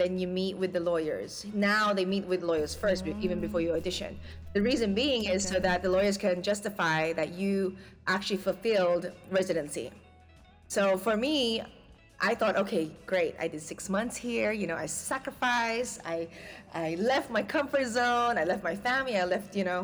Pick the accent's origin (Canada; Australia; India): Australia; moved away as an adult; now in Philippines; growing up in Australia